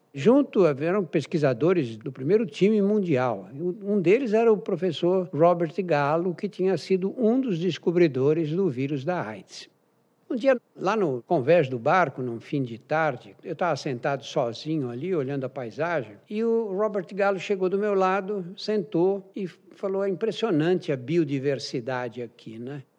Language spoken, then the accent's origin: Portuguese; Brazil; eu sou brasileiro